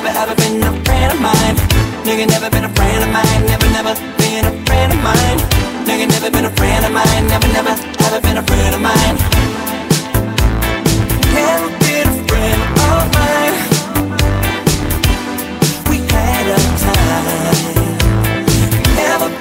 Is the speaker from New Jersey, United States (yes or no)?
yes; New Jersey, United States; born or raised there